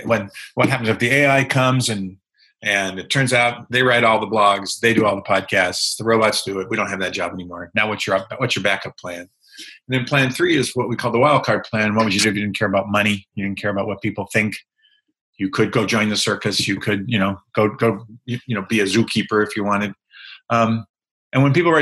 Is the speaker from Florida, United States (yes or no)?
no; outside of Boston, Massachusetts, United States; moved away as an adult; I grew up on the East Coast. I grew up outside of Boston